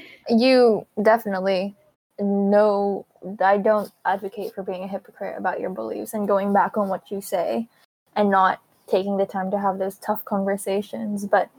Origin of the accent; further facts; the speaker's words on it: Philippines; I would never get anywhere because I'm Filipino and Filipinos are helpers